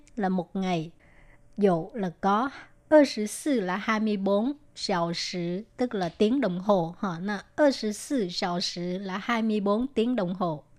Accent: Vietnam; now in Taiwan; người việt mình qua đây

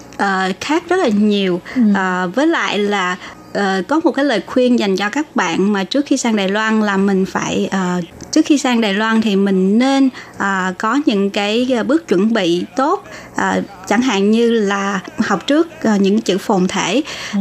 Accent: Long Xuyen, An Giang, Vietnam; now in Taiwan; long xuyên quê hương của

